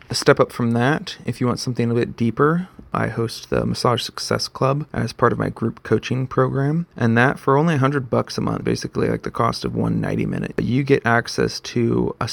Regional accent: Texas, United States; moved away as an adult; also born or lived in San Antonio, Texas; now in Boise, United States; But I am originally from Texas.

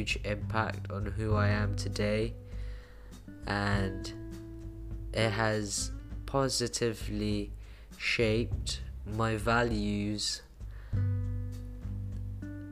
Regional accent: Philippines; now in Bristol, United Kingdom; I was born in the Philippines

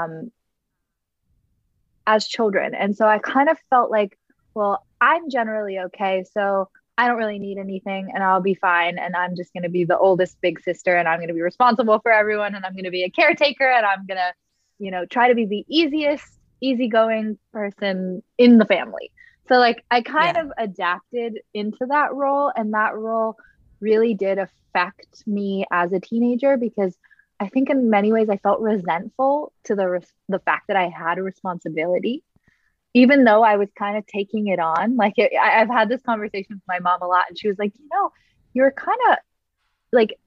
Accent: Los Angeles, California, United States; I grew up in Southern California, mostly the Santa Monica, Malibu, West Side part of Los Angeles

